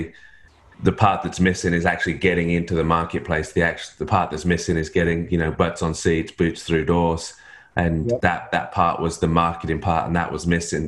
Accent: England, United Kingdom; moved away as an adult; now in Australia; I'm in Australia, but I'm not Australian. My wife's Australian. I'm English.

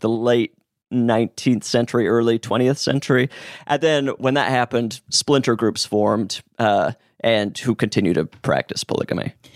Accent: Utah, United States; I'm from Utah

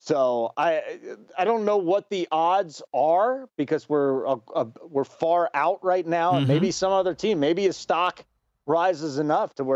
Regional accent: Chicago, Illinois, United States; I grew up in Chicago

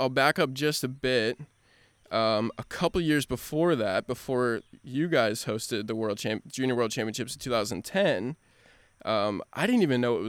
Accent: Cincinnati, Ohio, United States; growing up in Cincinnati

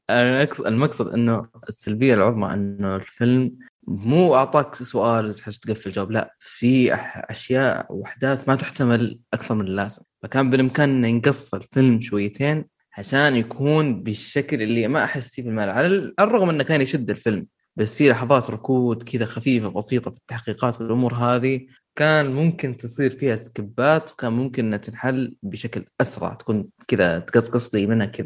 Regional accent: Iraq; أنا انسان مقدم من العراق

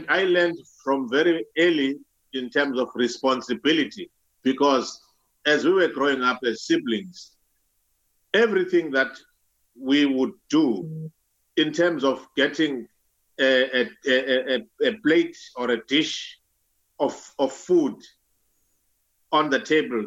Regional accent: Clydesdale, KwaZulu-Natal, South Africa; moved away as an adult; now in Ireland; I'm from South Africa, and my province is KZN, which is called KwaZulu-Natal

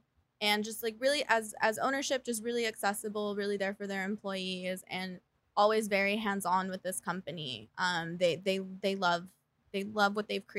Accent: Belmont, California, United States; Belmont, California.

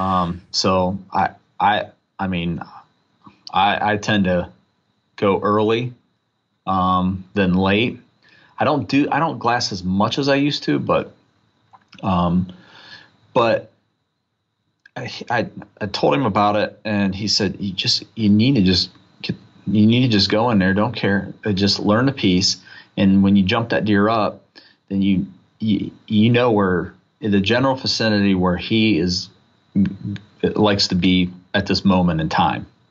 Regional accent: North Central Ohio, United States; I grew up in North Central, uh, Ohio

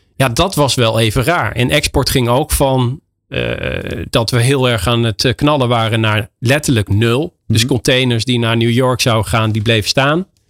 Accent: Netherlands; moved away as an adult; now in Spain; wij als Nederlander om bekend staan, is de, de Nederlandse mentaliteit

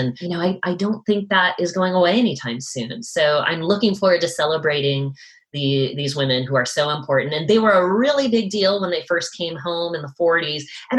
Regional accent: New England, United States; now in Western US; because I'm from New England. I feel pretty well versed in, you know, revolutionary history and that part of the world. And now I live in the West

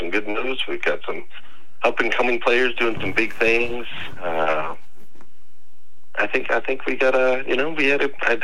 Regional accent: Arizona, United States; moved away as an adult; now in Kentucky, United States; I've been in Kentucky for the last 15 years. But prior to that, I grew up in Arizona

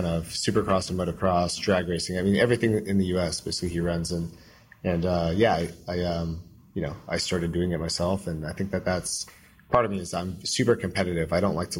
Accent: Orange County, Southern California, United States; I grew up in Southern California, Orange County specifically.

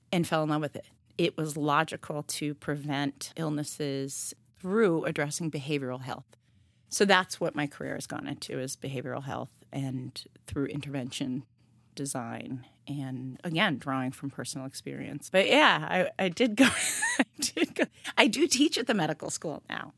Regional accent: New York City, New York, United States; moved away as an adult; also born or lived in Woodstock, Vermont; now in Providence, United States; We moved to New York City. I grew up in Harlem

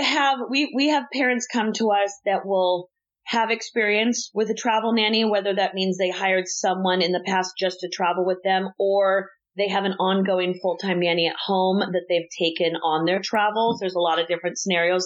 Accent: Southern California, United States; I grew up in Southern California

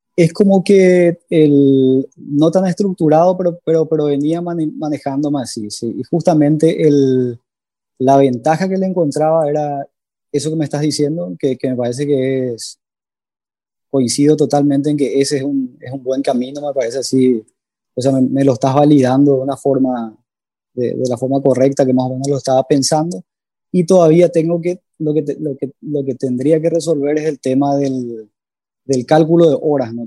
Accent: Asunción, Paraguay; De Asunción, Paraguay

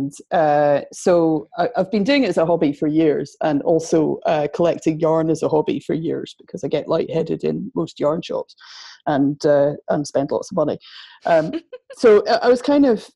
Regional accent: Edinburgh, Scotland, United Kingdom; accent: Scottish; moved away as an adult; now in Manchester, United Kingdom; I'm from Edinburgh, as you can tell. Moved to Manchester about 8 years

